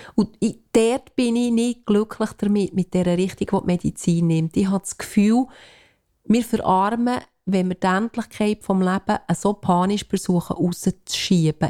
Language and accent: German; Switzerland; wir als Schweizer